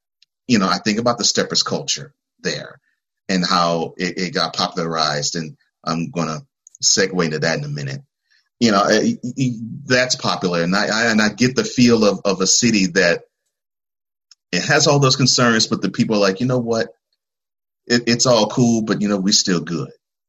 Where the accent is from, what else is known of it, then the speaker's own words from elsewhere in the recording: Houston, Texas, United States; I grew up in Houston, which is a city that's not as big, but very close to as big as Chicago.